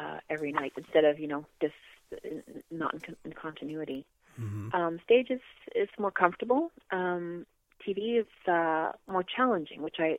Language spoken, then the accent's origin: English; Canada; I'm from Canada